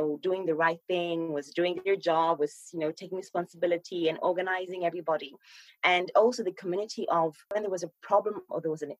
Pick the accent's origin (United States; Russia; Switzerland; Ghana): Ghana; moved away; So, you know, my mom is Polish, right? And my dad is Ghanaian. So I was born and raised in Ghana.